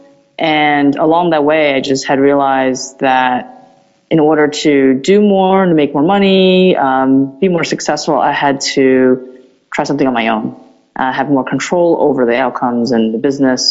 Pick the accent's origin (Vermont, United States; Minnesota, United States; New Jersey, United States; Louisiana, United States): New Jersey, United States; also born or lived in Taiwan; So I was born in Taiwan, and over the years I spent some time there, pretty much raised in New Jersey